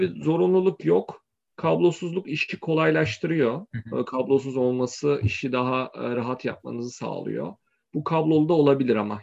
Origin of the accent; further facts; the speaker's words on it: İzmir, Turkey; moved away as an adult; also born or lived in Kayseri / Istanbul; ben 1986'da Kayseri'de doğdum. Ailemin bir kısmı İzmirli, bir kısmı Kayserili. Sonra İzmir'e taşındık. Liseyi orada okudum.